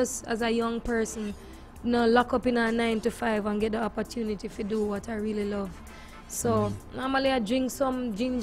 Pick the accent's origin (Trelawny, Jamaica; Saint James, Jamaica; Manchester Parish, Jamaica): Manchester Parish, Jamaica; Christiana; I was born and raised in Christiana, Manchester.